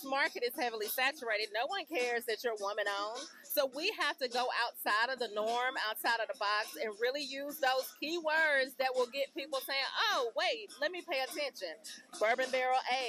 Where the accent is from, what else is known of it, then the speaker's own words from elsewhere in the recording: Nashville, Tennessee, United States; I'm from Nashville, local.